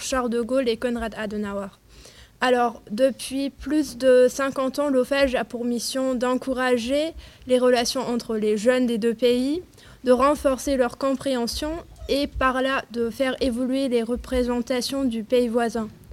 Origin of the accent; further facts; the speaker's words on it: Germany; French is a second language; je suis stagiaire à à l'Office franco-allemand pour la jeunesse, et je suis allemande